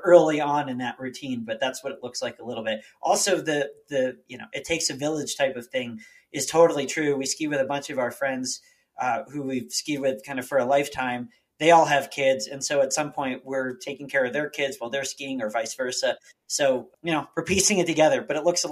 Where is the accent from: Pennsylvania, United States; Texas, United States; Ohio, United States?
Pennsylvania, United States; outside of Philadelphia; moved away as an adult; also born or lived in Boulder, Colorado; now in Colorado, United States; I grew up outside of Philadelphia